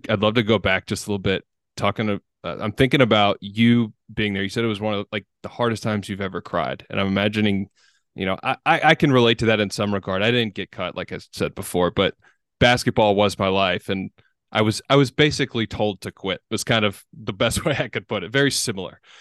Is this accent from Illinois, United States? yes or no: no; Vestavia Hills, Alabama, United States; We went to the same high school, Vestavia Hills